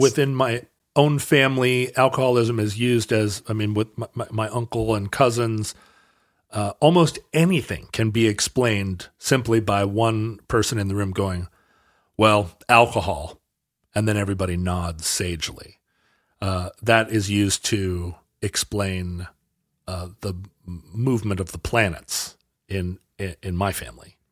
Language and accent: English; Alaska, United States; Growing up in Alaska